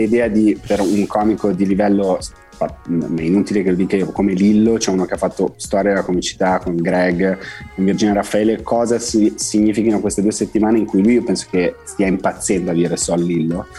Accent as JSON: {"language": "Italian", "country": "Algeria", "tie": "born or raised there", "also_born_or_lived": "France", "second_language": "Italian", "moved": "yes", "lives_now": "Italy", "said": "io sono un piede nero, cioè sono un francese nato in Algeria"}